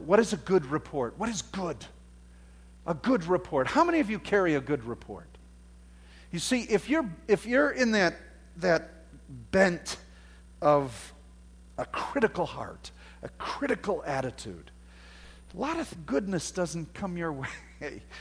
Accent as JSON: {"language": "English", "country": "United States", "said": "because we're from America, we have this, that's just our culture"}